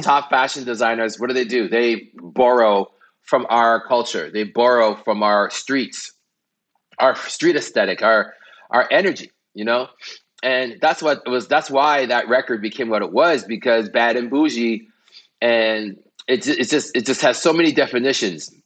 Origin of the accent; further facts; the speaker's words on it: Canada; I'm Canadian